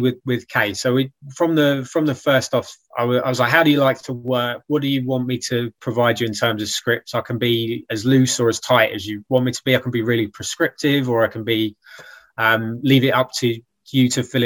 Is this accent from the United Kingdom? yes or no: yes; United Kingdom; I'm like a British writer